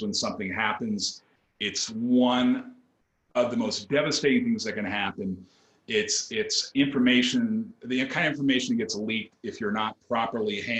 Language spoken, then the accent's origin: English; Seattle, Washington, United States; I grew up in the Northwest, grew up in the Seattle area